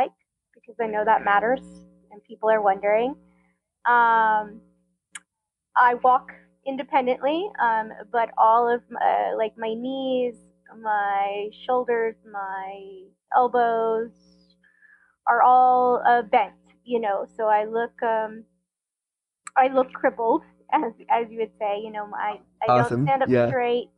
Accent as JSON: {"language": "English", "town": "Tampa", "region": "Florida", "country": "United States", "tie": "born or raised there", "said": "I grew up in Tampa, Florida."}